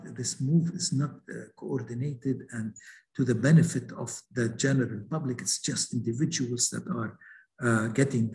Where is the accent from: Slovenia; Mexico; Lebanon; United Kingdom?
Lebanon; my home country, Lebanon